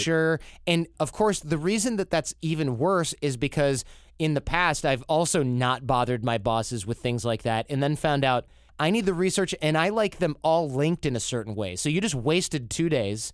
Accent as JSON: {"language": "English", "country": "United States", "said": "as an American"}